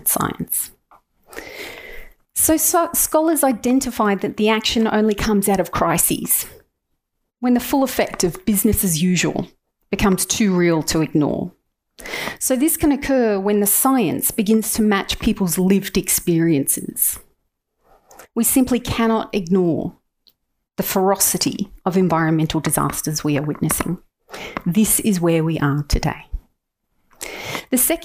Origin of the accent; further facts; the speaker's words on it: Australia; As Australian citizens